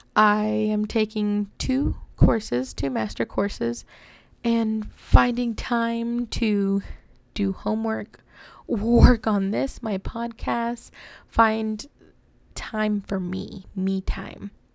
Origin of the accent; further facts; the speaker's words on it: DFW area, Texas, United States; I have never felt at home here in Texas. Um, I just, I don't know. I've lived here basically my whole life